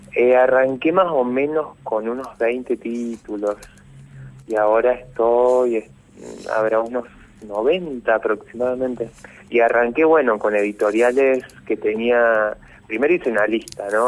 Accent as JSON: {"language": "Spanish", "town": "San Francisco", "region": "Córdoba", "country": "Argentina", "tie": "born or raised there", "moved": "as an adult", "lives_now": "Córdoba, Argentina", "said": "yo no nací en Córdoba capital, nací en San Francisco, este, a los 18 me vine acá a Córdoba"}